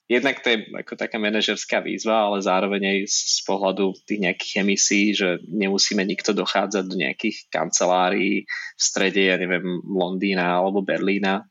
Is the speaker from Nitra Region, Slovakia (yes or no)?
yes; Nitra, Nitra Region, Slovakia; pochádzam z Nitry, som hrdý Nitrančan, a vnitra som aj študoval